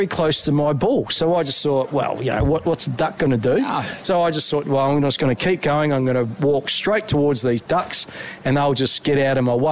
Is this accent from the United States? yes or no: no; Angaston, South Australia, Australia; when I was a youngster, I grew up in the Barossa Valley, Angaston